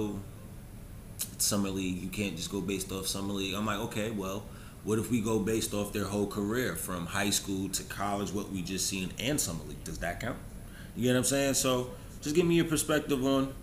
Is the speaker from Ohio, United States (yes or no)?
no; New York, United States; I'm from New York